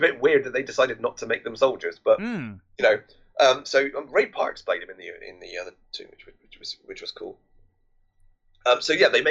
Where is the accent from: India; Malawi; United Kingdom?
United Kingdom; England; we're English